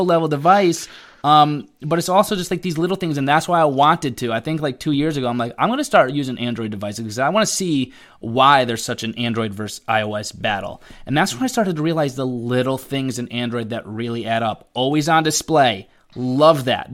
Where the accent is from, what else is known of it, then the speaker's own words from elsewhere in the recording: Connecticut, United States; But I live in Connecticut, born and raised in Connecticut.